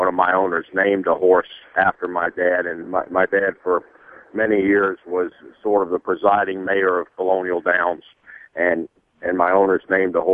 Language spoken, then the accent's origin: English; Varina, Virginia, United States; I grew up just outside of Richmond, a little community called Varina